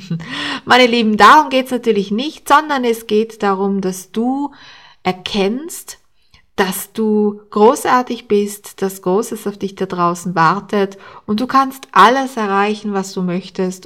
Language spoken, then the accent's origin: German; Austria; bei uns in Österreich